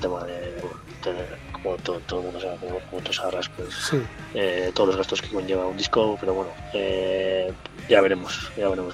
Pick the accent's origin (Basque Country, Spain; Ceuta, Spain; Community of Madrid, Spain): Basque Country, Spain; Mutriku; somos de Motrico